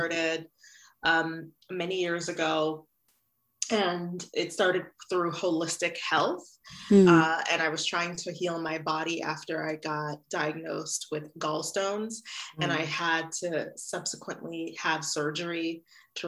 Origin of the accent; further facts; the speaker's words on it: New York City, New York, United States; also born or lived in Haiti; I grew up in Brooklyn, New York